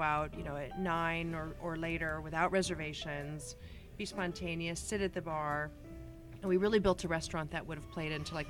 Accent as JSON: {"language": "English", "region": "New York", "country": "United States", "tie": "born or raised there", "said": "myself being born and raised in the U.S. I'm originally from New York."}